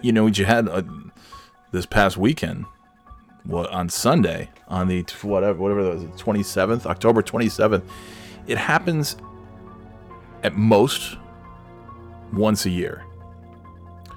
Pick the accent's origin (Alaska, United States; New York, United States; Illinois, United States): New York, United States; moved away; when I was a youngster growing up in New York